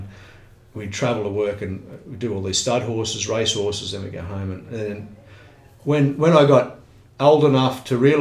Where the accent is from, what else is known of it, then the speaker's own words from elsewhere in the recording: Australia; I'm a red-blooded Aussie